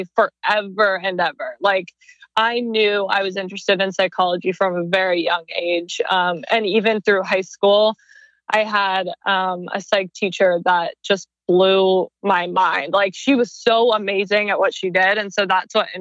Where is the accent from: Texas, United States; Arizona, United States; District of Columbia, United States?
Arizona, United States; moved away as an adult; now in Los Angeles, United States; I'm originally from Arizona.